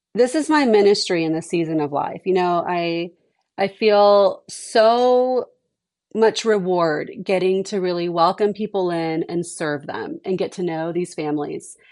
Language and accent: English; Houston, Texas, United States; also born or lived in Dallas, Texas / North Carolina / Monterrey, Mexico; I grew up in Texas, but I grew up in Houston where it's a little more urban.